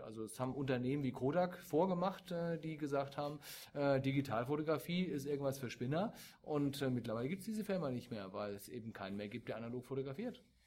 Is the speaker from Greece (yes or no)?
no; Germany; wir als Deutsche